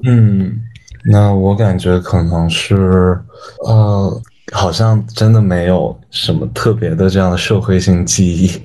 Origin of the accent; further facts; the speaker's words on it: Dali, Yunnan, China; moved away as an adult; also born or lived in Guiyang; now in Shanghai, China; 我之前是从小到大一直都在大理长大，就我家其实是贵阳的，然后小的时候搬到了大理，然后在大理长大，高中的时候去澳大利亚上过高中，然后后来又回国，就一直都待在大理，就基本没有离开过